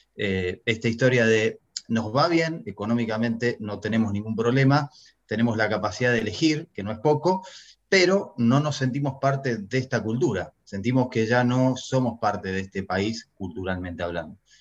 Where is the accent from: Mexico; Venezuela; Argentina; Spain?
Argentina; moved away as an adult; yo nací en Argentina, me crié en Argentina